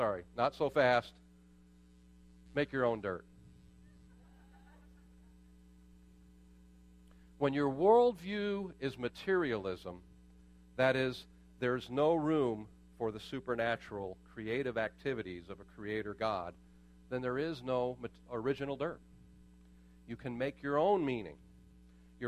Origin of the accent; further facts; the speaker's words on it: Pittsburgh, Pennsylvania, United States; I was born in Pittsburgh